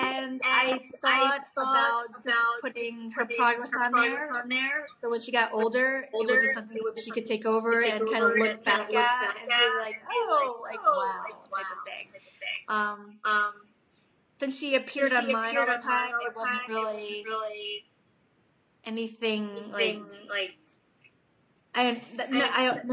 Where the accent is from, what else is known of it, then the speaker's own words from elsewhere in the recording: New Jersey, United States; also born or lived in Korea; I'm a mom from New Jersey